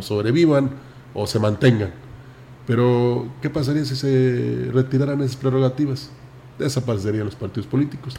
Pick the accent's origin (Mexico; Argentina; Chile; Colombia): Mexico; Somos mexicanos